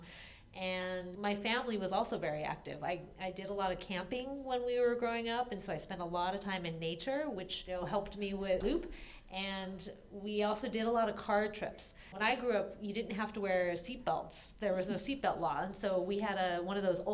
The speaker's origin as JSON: {"language": "English", "town": "Torrance", "region": "California", "country": "United States", "tie": "born or raised there", "said": "I grew up in Southern California in a city called Torrance, which is south of Los Angeles."}